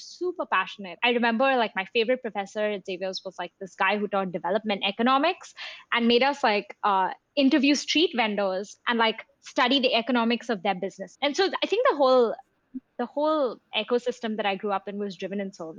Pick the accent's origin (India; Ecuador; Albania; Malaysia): India; moved away as an adult; also born or lived in London; growing up in India. And I think in India, you sometimes, you know, you at least in Mumbai, like you pass by slums every day